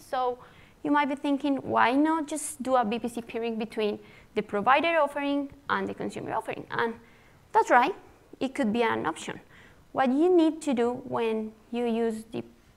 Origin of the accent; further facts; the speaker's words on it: Colombia; I am from Colombia, South America